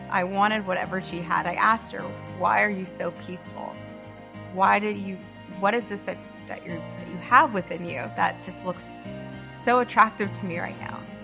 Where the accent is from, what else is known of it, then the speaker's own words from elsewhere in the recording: Northern California, United States; moved away as an adult; also born or lived in Los Angeles; now in Burlington, United States; I am originally from Northern California. I lived there for the majority of my life